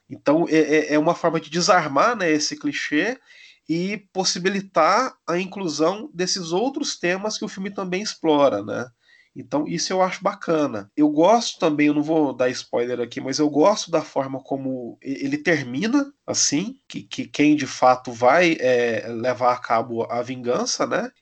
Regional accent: Brazil; eu, como brasileiro vivendo em 2020

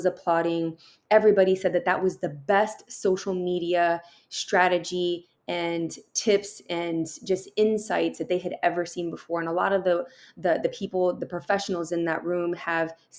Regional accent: San Diego, California, United States; also born or lived in Tucson, Arizona; I was raised here in San Diego

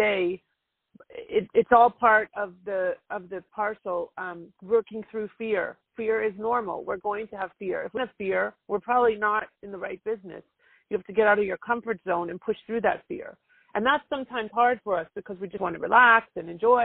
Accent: Toronto, Ontario, Canada; moved away as an adult; now in United States; I'm actually originally from Toronto

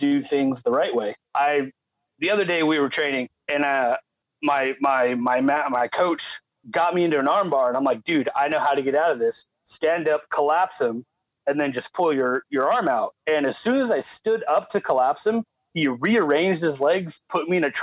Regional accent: California, United States; I'm from California

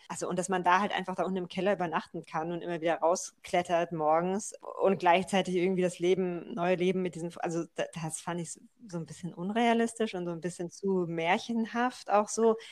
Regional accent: near Frankfurt, Hesse, Germany; moved away; also born or lived in Berlin; ich bin ja in der Nähe von Frankfurt aufgewachsen

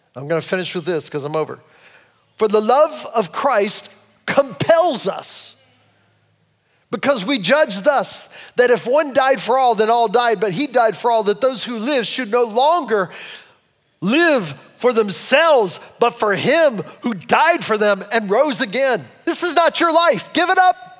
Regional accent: Cleveland, Ohio, United States; I'm a Clevelander

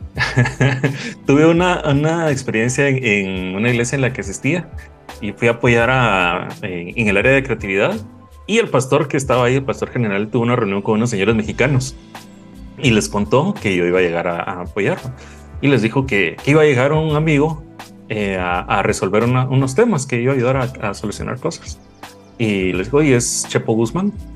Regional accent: Guatemala; Soy de, de Guatemala

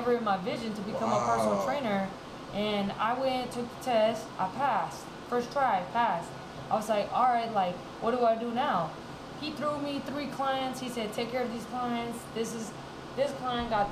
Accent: Fresno, California, United States; moved away; I'm from Fresno. I just moved back

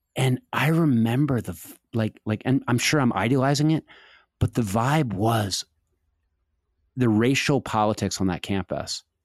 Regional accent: Washington, District of Columbia, United States; I was growing up in Washington in the seventies

